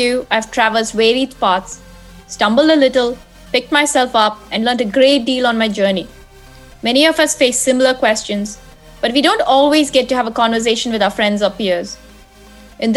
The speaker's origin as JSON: {"language": "English", "country": "India", "moved": "yes", "said": "I'm originally from India"}